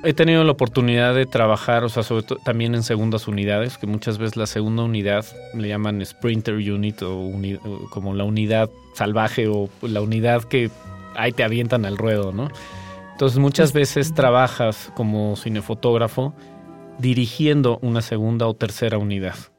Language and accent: Spanish; Mexico City, Mexico; also born or lived in Tequisquiapan, Querétaro; Yo soy chilango, soy de la Ciudad de México